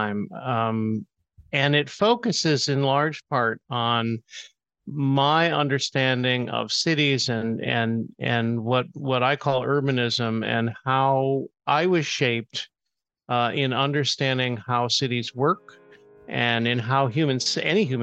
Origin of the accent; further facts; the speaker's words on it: Auburn, New York, United States; moved away as an adult; also born or lived in Ventura, California; growing up in Auburn and then living for 25 years out in Ventura, California